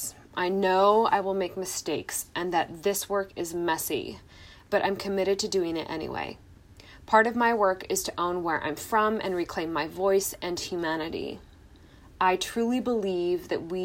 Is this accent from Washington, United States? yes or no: yes; Washington, United States; I'm from Washington State and Norway